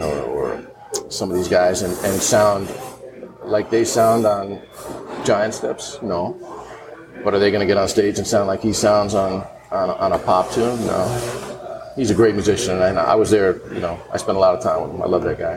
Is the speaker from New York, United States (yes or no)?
yes; New York, United States; now in Atlanta, United States; when I was growing up in New York